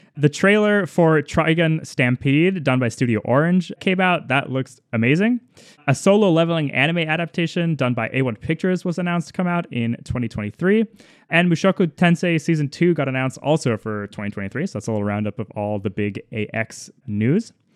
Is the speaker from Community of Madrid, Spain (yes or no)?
yes; Madrid, Community of Madrid, Spain; moved away; I was born in Madrid